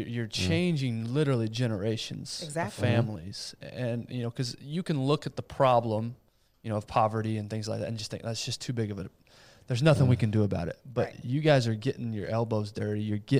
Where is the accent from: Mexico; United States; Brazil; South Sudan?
Brazil; my parents were missionaries in Brazil. And so I was born and raised in Brazil.